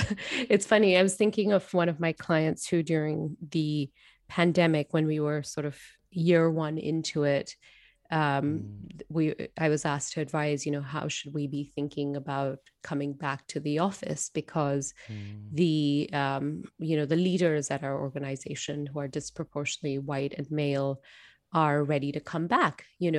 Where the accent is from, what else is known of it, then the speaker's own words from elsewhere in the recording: Singapore; So I present as an Indian woman. I was born and brought up in Singapore.